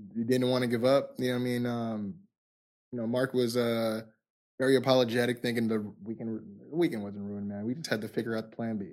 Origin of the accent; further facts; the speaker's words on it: California, United States; we're from California.